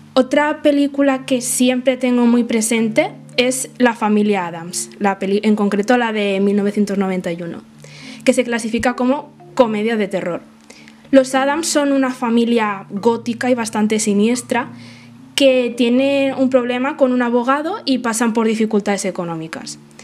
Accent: Spain; soy autora española de fantasía y ciencia ficción

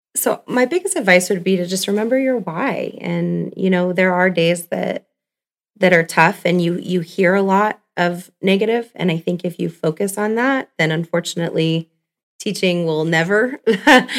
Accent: California, United States; moved away as an adult; now in Scottsbluff, United States; I'm actually from California.

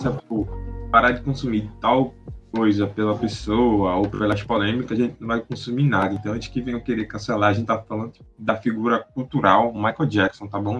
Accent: Recife, Pernambuco, Brazil; a gente é de Recife

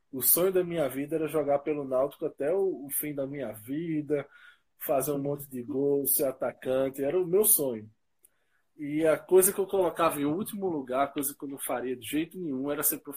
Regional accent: Recife, Pernambuco, Brazil; also born or lived in United States; eu sou daqui de Recife, sou brasileiro, né? E o que eu posso falar sobre mim? Eu já vivi um tempo nos Estados Unidos, eu sempre curti muito a língua, né?

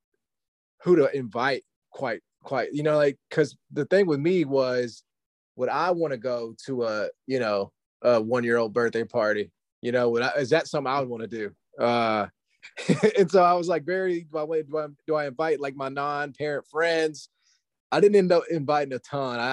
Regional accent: Memphis, Tennessee, United States; I'm from Memphis. Never left

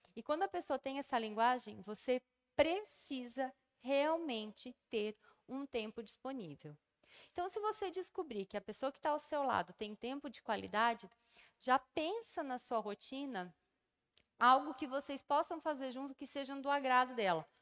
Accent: Brazil; todos nós somos brasileiros

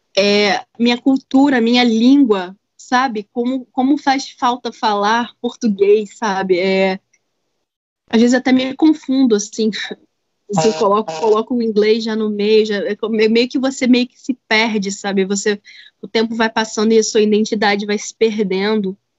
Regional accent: Brazil; moved away as an adult; also born or lived in Asheville, United States; now in United States; eu sou brasileira

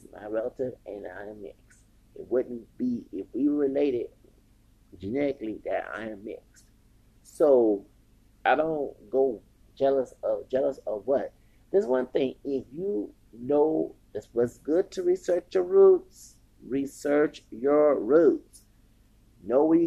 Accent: Texas, United States; I'm from Texas

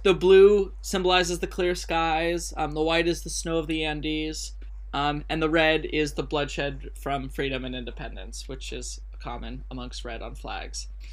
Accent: United States; I'm the idiot from America

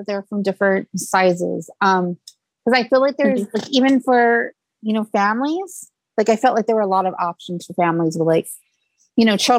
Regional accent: the South, United States; I'm from the South and not used to the cold.

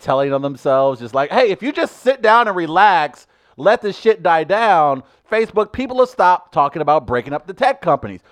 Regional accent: New York City, New York, United States; My home city

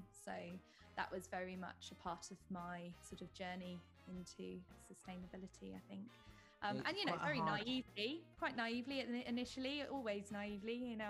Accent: United Kingdom; it's funny for me being a British woman coming back to the UK kind of as an adult and sort of seeing how British people live was quite interesting

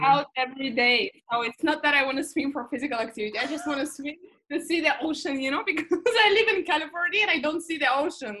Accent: Moscow, Russia; also born or lived in Geneva, Switzerland / Madrid, Spain / United Kingdom; now in Los Angeles, United States; I was born and raised in Moscow

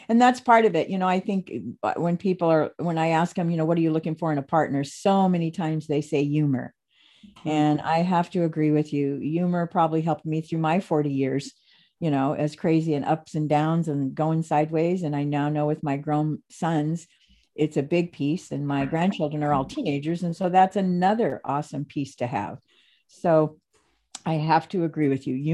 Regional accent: Phoenix, Arizona, United States; I was really blessed when I first moved to the Pacific Northwest because I was from Phoenix, Arizona um, San Diego, Las Vegas.

